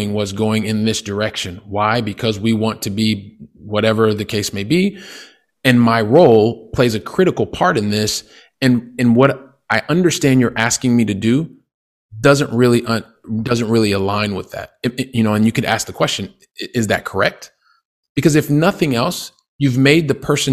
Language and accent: English; Columbus, Ohio, United States; moved away as an adult; I'm originally from Columbus, Ohio, which is in the Midwest of the United States